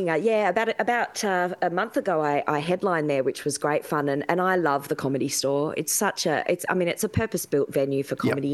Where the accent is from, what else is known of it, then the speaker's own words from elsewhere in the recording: Sydney, New South Wales, Australia; I grew up in the in the Hills district